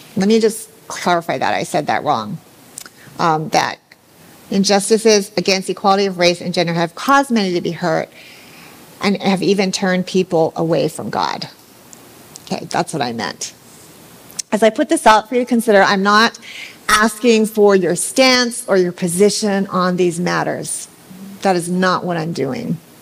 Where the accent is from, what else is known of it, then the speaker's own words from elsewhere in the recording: Hawaii, United States; I grew up here in Hawaii somewhat sheltered